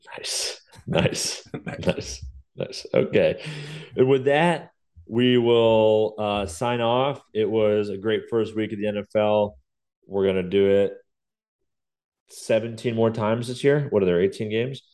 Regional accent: New York, United States; as a New Yorker

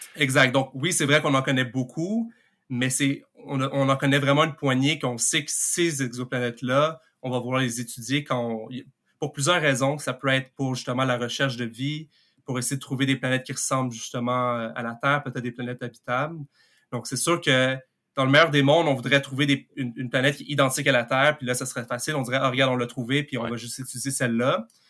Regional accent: Montreal, Quebec, Canada; Je viens de Montréal

